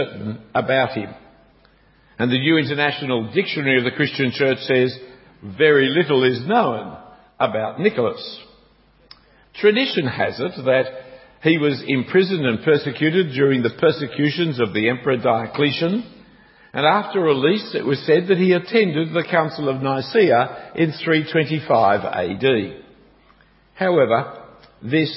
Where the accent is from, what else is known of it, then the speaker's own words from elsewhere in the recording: Australia; As you can hear, I'm an Australian, and as you can see, I'm an Australian because I don't wear suits